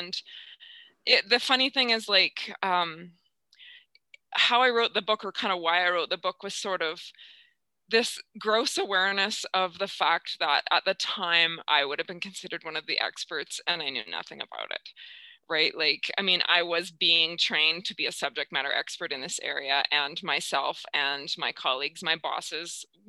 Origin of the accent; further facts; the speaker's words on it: Saskatchewan, Canada; I'm a small town girl from Saskatchewan.